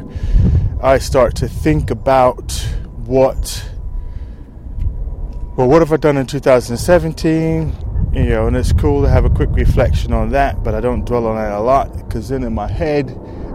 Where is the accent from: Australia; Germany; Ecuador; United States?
United States; now in United Kingdom; I'm from the States